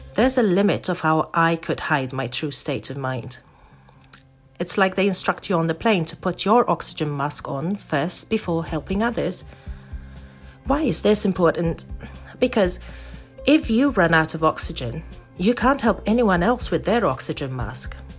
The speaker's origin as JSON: {"language": "English", "country": "Malta", "tie": "born or raised there", "moved": "as an adult", "lives_now": "Zurich, Switzerland", "said": "I come from Malta, which is a tiny island in the Mediterranean, but moved to Zurich, Switzerland in 2006"}